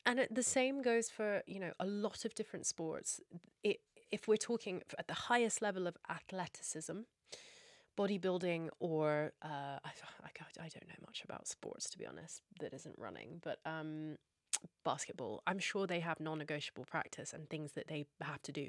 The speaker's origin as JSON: {"language": "English", "region": "Scotland", "country": "United Kingdom", "said": "I'm also Scottish and we have something called Burns Night where we have haggis, neeps and tatties. That's a big thing for me that tastes like home for me"}